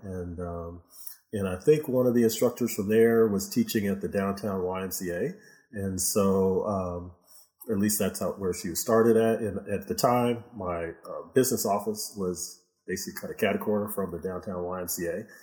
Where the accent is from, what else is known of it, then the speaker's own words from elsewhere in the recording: Houston, Texas, United States; also born or lived in Michigan; mostly in Houston. Uh, yeah, I was born in, in Michigan, but uh, since I was six years old, I've been in Houston